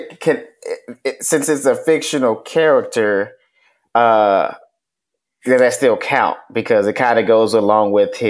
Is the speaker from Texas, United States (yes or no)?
yes; Texas, United States; I'm from Texas. I just say y'all.